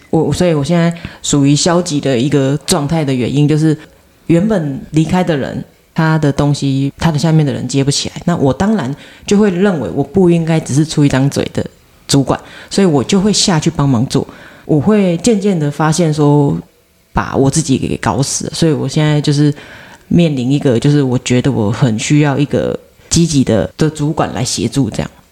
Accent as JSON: {"language": "Chinese", "country": "Taiwan", "said": "我们其实台湾人"}